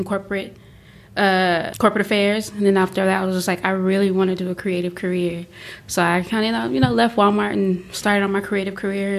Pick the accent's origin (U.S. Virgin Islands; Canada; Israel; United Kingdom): U.S. Virgin Islands; St. Croix; also born or lived in Savannah, Georgia; now in Northwest Arkansas, United States; I am originally from the U.S. Virgin Islands, St. Croix, the Big Island to be exact.